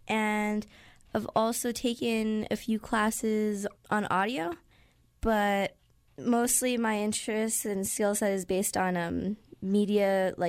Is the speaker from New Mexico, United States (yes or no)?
yes; New Mexico, United States; I grew up in New Mexico, and most of my family grew up in the valley, in the North Valley, and there's just generations and generations that have lived here in New Mexico that are my family